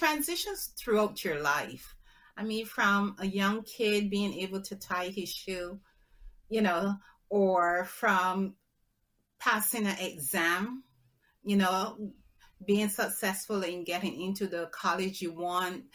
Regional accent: Barbados; I'm from the Caribbean, so Barbados

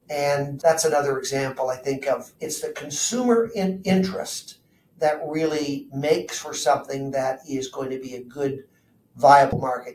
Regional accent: Burlington, Ontario, Canada; I grew up in Southern Ontario, went to high school in Burlington

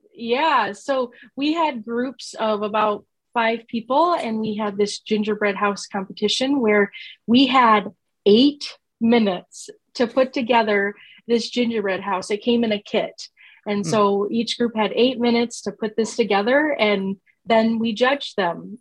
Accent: Sioux Falls, South Dakota, United States; moved away as an adult; now in Norfolk, United States; I grew up and moved from Sioux Falls, South Dakota.

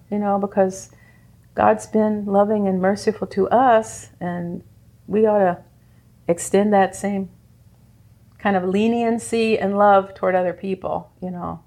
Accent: Indiana, United States; moved away as an adult; also born or lived in Louisiana / Baton Rouge; now in Copper Country, Michigan, United States; From Louisiana, even though we're from Indiana

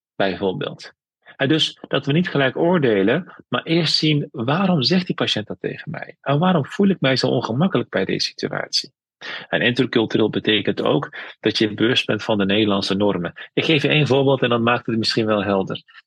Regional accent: Veghel, North Brabant, Netherlands; also born or lived in Amsterdam / Tilburg; geboren in Vechel in een dorp, vroeger wat nu een stad is. Ik heb Turkse roots, dus ik ben bicultureel

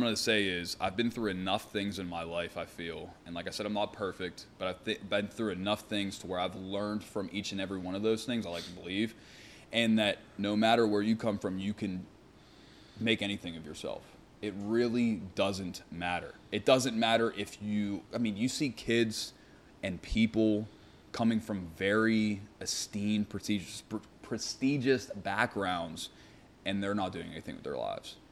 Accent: Pittsburgh, Pennsylvania, United States; I grew up in Carrick with Nate

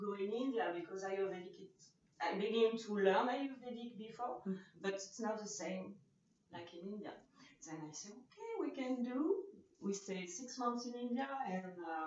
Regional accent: Normandy, France; English is a second language; now in Nantes, France; I come from France, Normandy, and I live now in Nantes

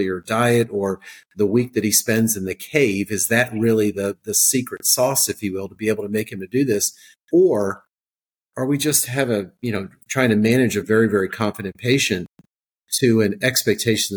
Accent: South Jersey / Philadelphia, New Jersey, United States; now in Georgia, United States; I'm actually I'm a South Jersey kid. Okay, so I'm from Philadelphia

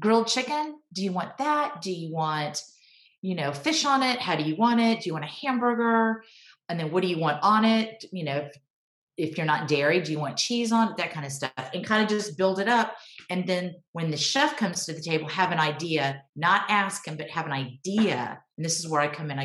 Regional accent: Texas, United States; I was born and raised in Texas

